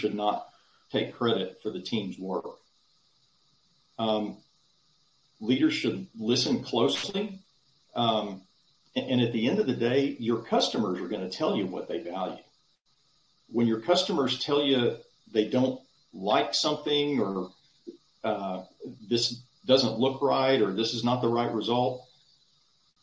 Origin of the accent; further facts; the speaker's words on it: Dallas, Texas, United States; When I was a kid growing up in Dallas